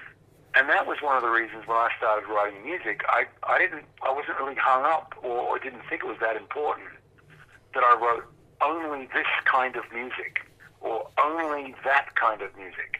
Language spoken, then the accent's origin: English; Perth, Western Australia, Australia; when we were kids, we grew up in Perth in Western Australia